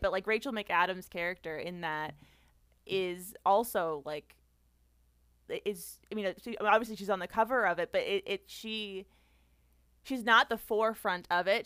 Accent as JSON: {"language": "English", "town": "Boston", "region": "Massachusetts", "country": "United States", "said": "I'm from the Boston area"}